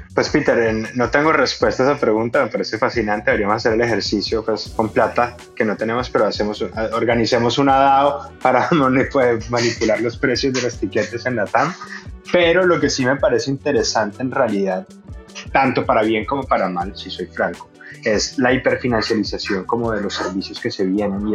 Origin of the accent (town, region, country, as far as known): Venezuela